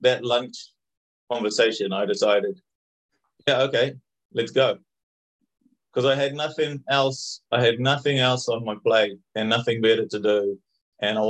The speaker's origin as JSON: {"language": "English", "region": "Auckland", "country": "New Zealand", "tie": "born or raised there", "also_born_or_lived": "New Zealand countryside (birthplace)", "moved": "as an adult", "lives_now": "Spain", "said": "I'm from Auckland in the North Island of New Zealand."}